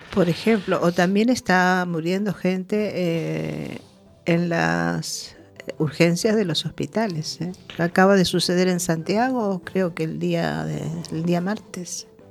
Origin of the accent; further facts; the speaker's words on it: Uruguay; moved away; En mi país